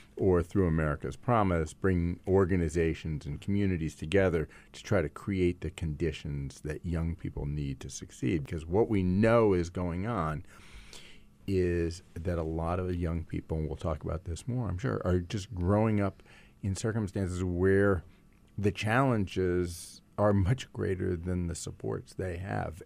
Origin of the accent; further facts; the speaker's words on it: Silicon Valley, California, United States; I come from Silicon Valley